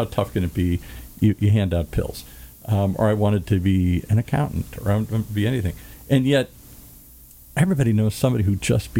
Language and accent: English; Ireland; I'm Irish. I like shenanigans